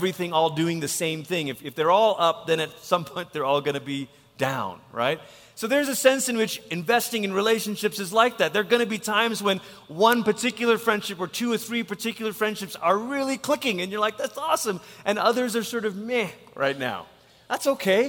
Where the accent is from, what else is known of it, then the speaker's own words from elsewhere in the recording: Malaysia; now in United States; I'm from Malaysia